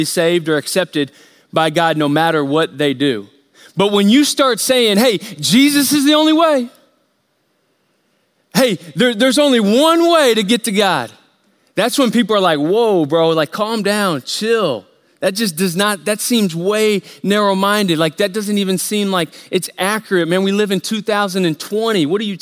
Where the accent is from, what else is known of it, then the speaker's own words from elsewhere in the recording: United States; we grew up here in America